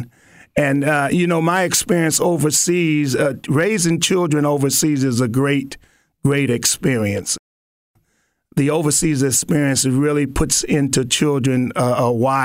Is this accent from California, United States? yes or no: yes; California, United States; moved away as an adult; also born or lived in Las Vegas, Nevada; now in Mississippi, United States; I was born in Las Vegas, Nevada, and I grew up in California